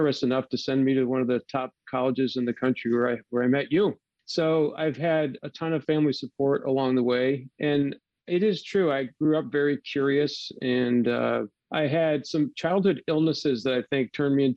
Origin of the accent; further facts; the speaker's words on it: Dalton, Massachusetts, United States; moved away as an adult; also born or lived in Seattle, Washington; My parents are still here, still living in Dalton, just a stone's throw from the house I grew up